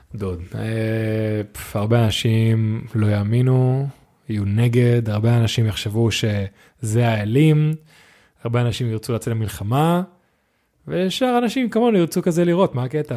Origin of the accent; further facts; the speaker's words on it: Netanya, Central District, Israel; now in Tel Aviv, Israel; אני והרג גדלנו בנתניה